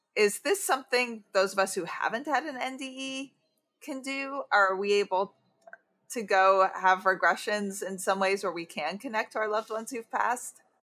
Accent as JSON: {"language": "English", "region": "New York", "country": "United States", "said": "as a New Yorker"}